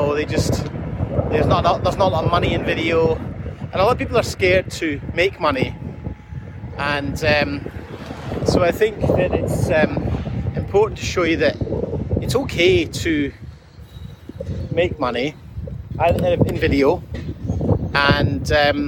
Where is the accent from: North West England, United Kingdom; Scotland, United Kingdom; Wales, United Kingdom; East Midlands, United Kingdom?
Scotland, United Kingdom; moved away; I grew up in Scotland